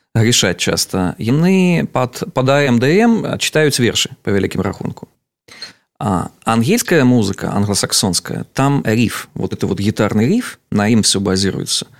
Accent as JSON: {"language": "Belarusian", "town": "Navapolatsk", "region": "Vitebsk Region", "country": "Belarus", "tie": "born or raised there", "said": "з наваполоска, адкуль я родам"}